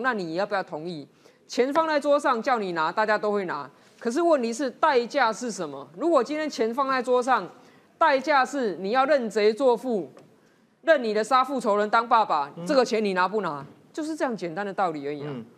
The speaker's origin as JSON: {"language": "Chinese", "country": "Taiwan", "said": "不要说我们台湾人去到中国，如果是经商或旅游或读书"}